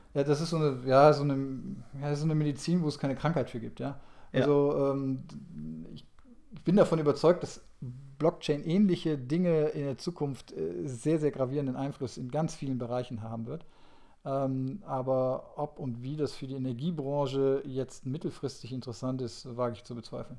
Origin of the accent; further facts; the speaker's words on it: North Rhine-Westphalia, Germany; ich komme jetzt aus, aus Nordrhein-Westfalen